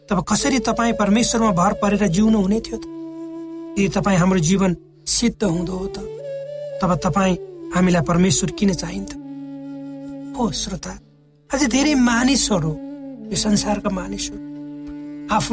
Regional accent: Nepal; born or raised there

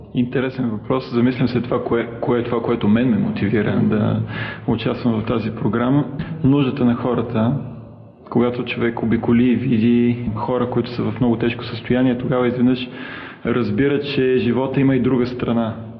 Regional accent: Plovdiv, Plovdiv Province, Bulgaria; родом съм от Пловдив

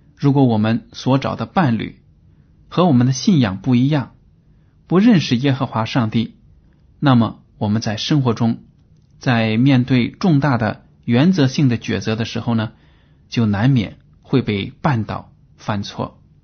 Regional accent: China; 我们中国人

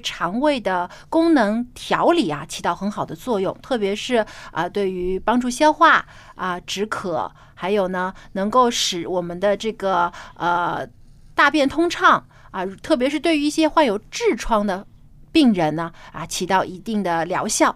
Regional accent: Jiangsu, China; 我的家乡是在，啊，南方，江苏

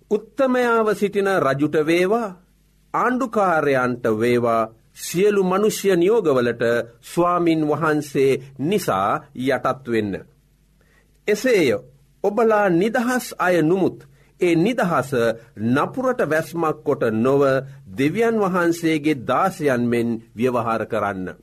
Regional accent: Sri Lanka; අප උපන් රට අපි මැරෙන රට ශ්‍රී ලංකාවයි.

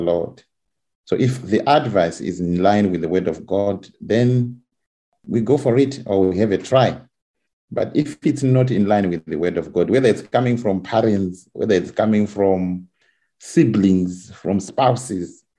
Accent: Zimbabwe; moved away as an adult; now in England; I'm coming from Zimbabwe where the membership I think is over 1 million Seventh-day Adventists.

